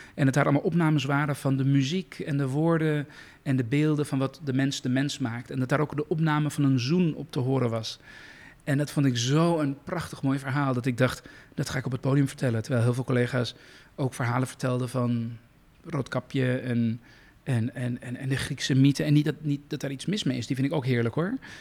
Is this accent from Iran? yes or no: yes; Iran; moved away; iemand met mijn achtergrond, een vluchteling uit Iran